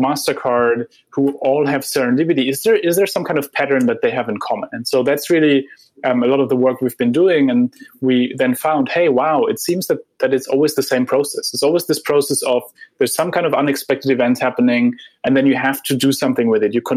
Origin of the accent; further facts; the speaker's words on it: Heidelberg, Baden-Württemberg, Germany; moved away; I grew up in Heidelberg, where Goethe and Schiller wrote their poems